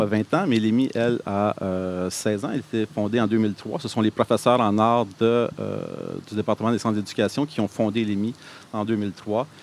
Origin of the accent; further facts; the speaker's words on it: Montreal, Quebec, Canada; moved away as an adult; now in Gatineau, Canada; je suis originaire de Montréal